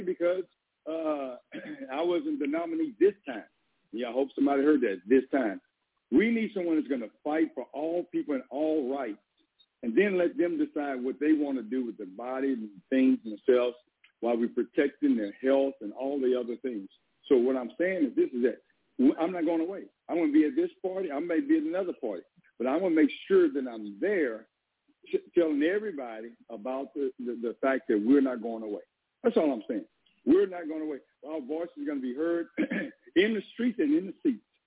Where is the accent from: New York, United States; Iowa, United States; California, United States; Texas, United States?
Texas, United States; Southeast; I am a Texan. I grew up in uh, East Texas, Southeast Texas.